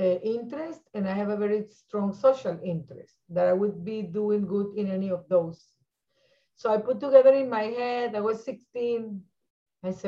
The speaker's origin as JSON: {"language": "English", "country": "Venezuela", "tie": "born or raised there", "moved": "as an adult", "lives_now": "United States", "said": "I was born in Venezuela"}